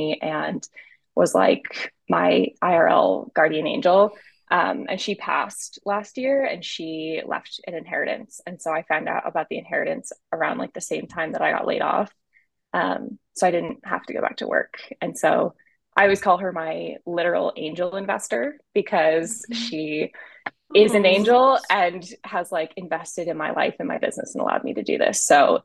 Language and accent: English; Rhode Island, United States; now in Austin, United States; I am originally from Rhode Island. I currently live in Austin, Texas